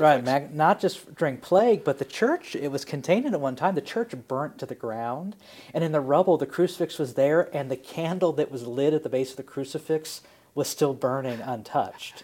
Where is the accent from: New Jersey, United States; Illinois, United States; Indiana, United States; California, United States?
Illinois, United States; Springfield; I grew up in Springfield